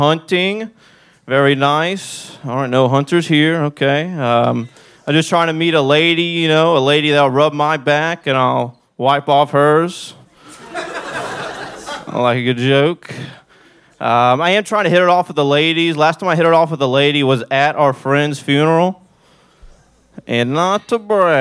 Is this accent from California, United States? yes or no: no; Fort Worth, Texas, United States; born or raised there